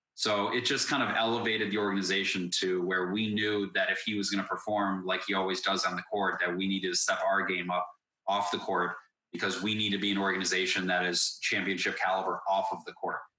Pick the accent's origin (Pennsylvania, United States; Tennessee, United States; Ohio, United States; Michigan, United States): Ohio, United States; Cleveland; moved away as an adult; also born or lived in Chicago, Illinois; I grew up here in Cleveland, Ohio